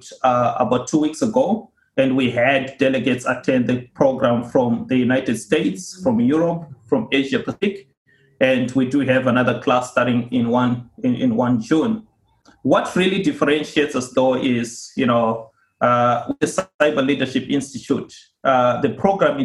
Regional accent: Zimbabwe; moved away as an adult; now in Australia; Originally, I come from Zimbabwe. I started off my career there working with Deloitte and moved here to Australia in 2007

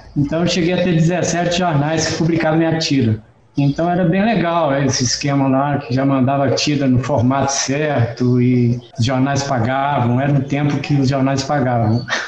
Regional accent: Esmeraldas, Minas Gerais, Brazil; Estou aqui em Esmeraldas, que é a cidade onde eu nasci e vivi até os 18 anos de idade

